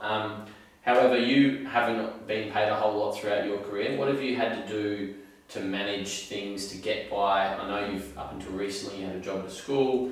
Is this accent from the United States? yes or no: no; Australia; I'm obviously growing up in Australia